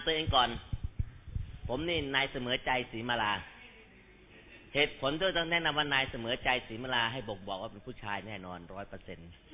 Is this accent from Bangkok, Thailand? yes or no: yes; Bangkok, Thailand; ผมเป็นคนพื้นฐานคนกรุงเทพโดยกำเนิดบ้านอยู่แถวถนนคลองตันแล้วก็สวนหลวงอ่อนนุช